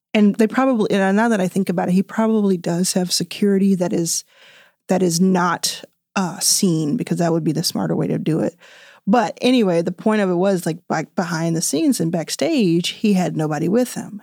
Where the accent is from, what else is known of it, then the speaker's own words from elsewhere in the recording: Dallas, Texas, United States; I grew up in Dallas.